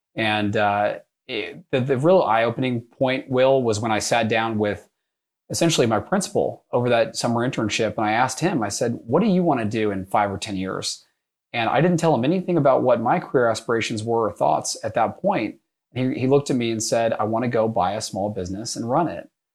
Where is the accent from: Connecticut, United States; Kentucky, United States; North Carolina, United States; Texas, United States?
Texas, United States; North; moved away as an adult; also born or lived in New York; I grew up in North Texas